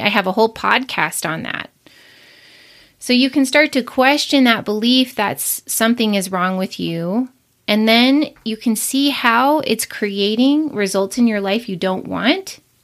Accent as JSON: {"language": "English", "town": "Billings", "region": "Montana", "country": "United States", "said": "I'm from Billings, Montana"}